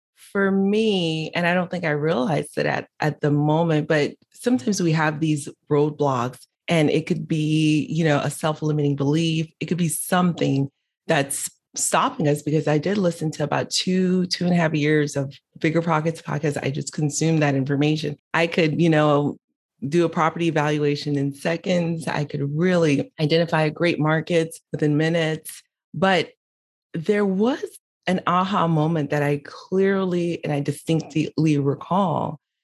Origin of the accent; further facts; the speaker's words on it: Miami, Florida, United States; also born or lived in Haiti; I was born in Haiti, raised in Miami